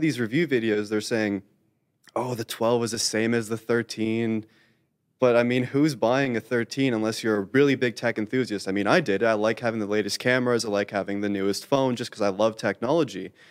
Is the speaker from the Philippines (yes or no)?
no; Canada; I am Canadian